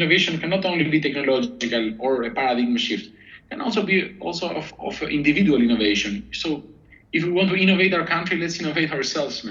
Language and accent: English; Albania; moved away; also born or lived in Athens, Greece; we're a tough country. We're hardworking people